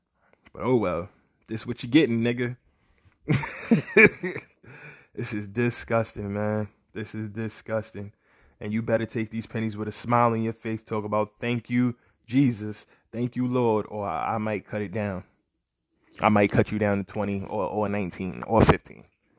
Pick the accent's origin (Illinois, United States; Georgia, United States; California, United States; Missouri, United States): Illinois, United States; Evanston; Growing up in Evanston for me was definitely good, despite the racism that I faced.